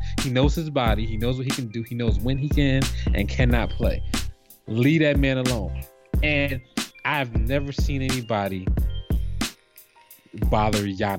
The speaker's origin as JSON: {"language": "English", "region": "New Jersey", "country": "United States", "said": "like, I'm from Jersey"}